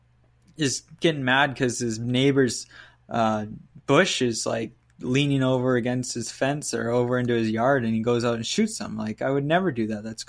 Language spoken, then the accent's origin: English; Penticton, British Columbia, Canada; my hometown here